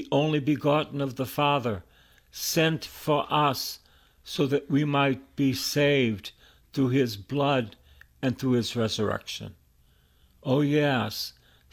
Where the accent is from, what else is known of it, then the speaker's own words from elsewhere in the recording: Boston, Massachusetts, United States; I was born in East Boston, and all my friends died of drug addiction and alcohol